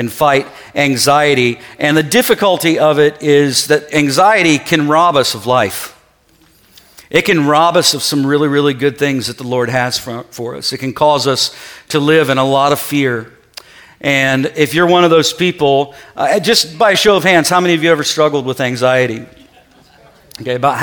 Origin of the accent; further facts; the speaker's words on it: Ohio, United States; I'm from Ohio